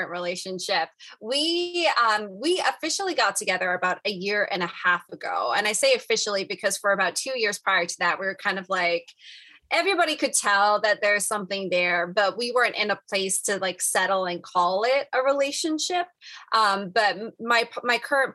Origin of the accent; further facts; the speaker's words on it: Michigan, United States; I am from Michigan